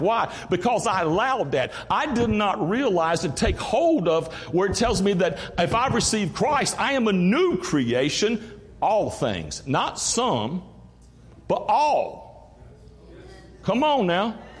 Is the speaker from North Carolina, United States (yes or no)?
yes; Greenville, North Carolina, United States; also born or lived in Mount Olive, North Carolina; I'm from Greenville, North Carolina, grew up, raised, born around there.